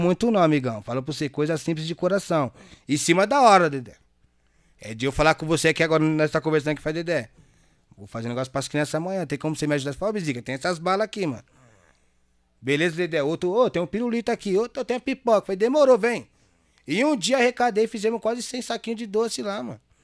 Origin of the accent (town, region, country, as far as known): Itaquaquecetuba, São Paulo, Brazil